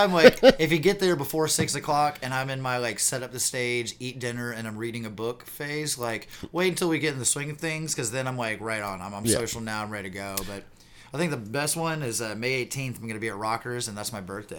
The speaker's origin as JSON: {"language": "English", "town": "Spartanburg", "region": "South Carolina", "country": "United States", "tie": "born or raised there", "said": "this is my tribute to my hometown, the place that I love. This is called"}